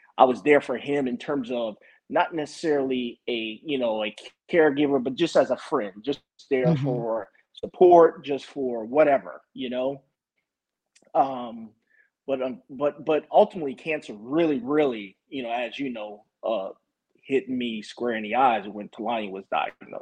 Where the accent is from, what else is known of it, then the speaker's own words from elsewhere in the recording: Walterboro, South Carolina, United States; we grew up together in my hometown, mm-hmm. which is a small town, Walterboro, South Carolina.